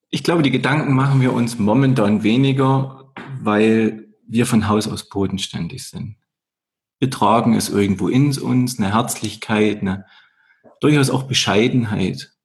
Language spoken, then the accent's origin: German; Erzgebirge, Saxony, Germany; moved away as an adult; now in Vorarlberg, Austria; da kommt auch der Erzgebirger durch. Diese Region, wo ich herkomme